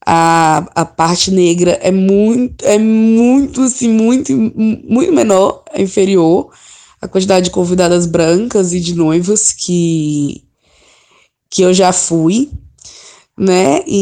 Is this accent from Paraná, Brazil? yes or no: no; Brasília, Federal District, Brazil; E é isso, assim, sou de Brasília.